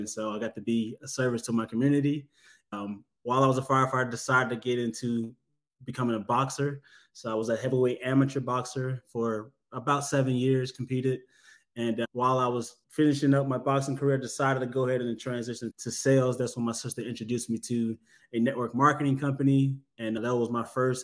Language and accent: English; Atlanta, Georgia, United States; also born or lived in LaGrange, Georgia; I'm originally from Southeast Atlanta. I grew up back and forth between here in Atlanta and down in LaGrange, Georgia